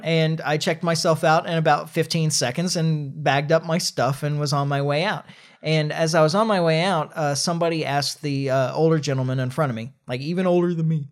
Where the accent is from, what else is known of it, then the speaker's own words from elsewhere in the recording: United States; as an American